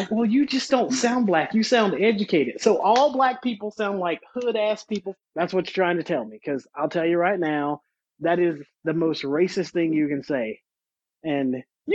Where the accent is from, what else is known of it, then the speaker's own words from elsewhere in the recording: North Carolina, United States; moved away; I grew up in North Carolina, where they still have active branches of the Ku Klux Klan